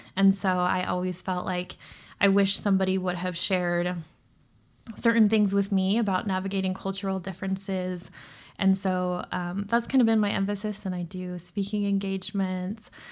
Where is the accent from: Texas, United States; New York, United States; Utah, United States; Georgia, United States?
Utah, United States; I grew up, I am a Utah native, um, hence I don't have an accent.